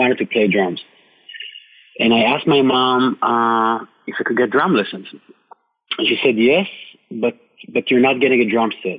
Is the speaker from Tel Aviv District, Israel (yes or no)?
no; Jerusalem, Jerusalem District, Israel; English is a second language; moved away as an adult; now in New York, United States; I'm from Jerusalem. Jerusalem, Israel, in the Middle East.